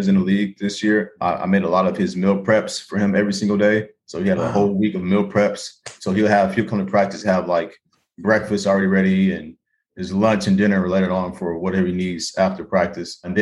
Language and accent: English; Oklahoma City, Oklahoma, United States; moved away as an adult; also born or lived in California; now in Boston, United States; So I'm born and raised in Oklahoma City. Oklahoma City.